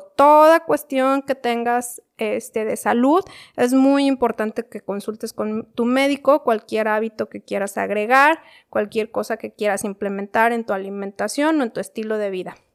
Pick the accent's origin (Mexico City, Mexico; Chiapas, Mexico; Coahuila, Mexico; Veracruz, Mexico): Mexico City, Mexico; yo soy de la Ciudad de México